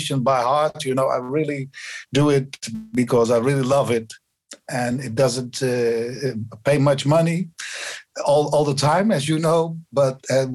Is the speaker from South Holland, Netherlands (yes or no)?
no; near Bergen op Zoom, North Brabant, Netherlands; English is a second language; also born or lived in Rotterdam; now in Amsterdam, Netherlands; I grew up in Brabant, in a little village in the neighborhood of Bergen-op-Zoom.